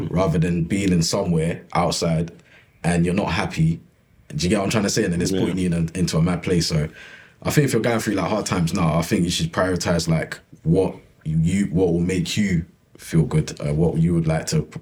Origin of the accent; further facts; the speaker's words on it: Ghana; I'm not gonna lie to you. I'm, I'm Ghanaian in it.